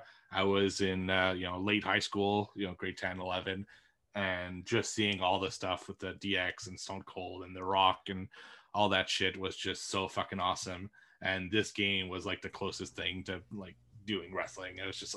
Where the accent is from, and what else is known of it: Montreal, Quebec, Canada; born or raised there